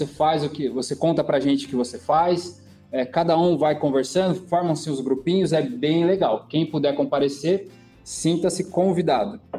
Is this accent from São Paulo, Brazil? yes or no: yes; São Paulo, Brazil; also born or lived in São Bernardo do Campo; Não, nasci em São Paulo. Nasceu em São Paulo, capital. São Paulo, capital, isso.